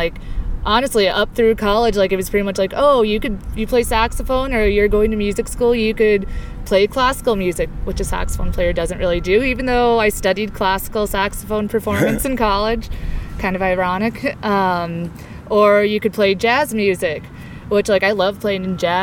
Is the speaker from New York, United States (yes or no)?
no; Parker, Colorado, United States; also born or lived in Greeley, Colorado; I grew up in Colorado. Grew up in Parker, a little bit south of here